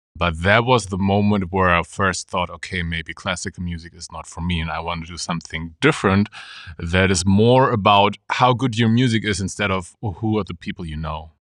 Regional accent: Germany; born or raised there; moved away as an adult; also born or lived in Munich

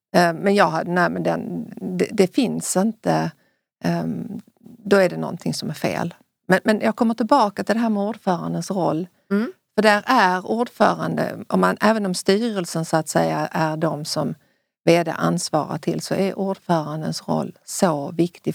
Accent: Sweden; i Sverige

